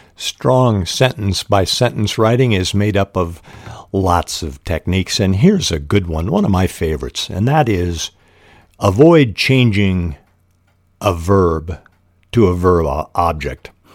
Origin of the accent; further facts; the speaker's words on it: Spokane, Washington, United States; I was raised in Spokane, Washington, the Lilac City